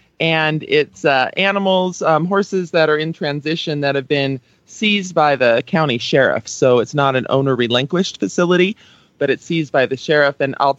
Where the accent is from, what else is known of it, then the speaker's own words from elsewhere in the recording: Aurora, Colorado, United States; from Aurora, Colorado.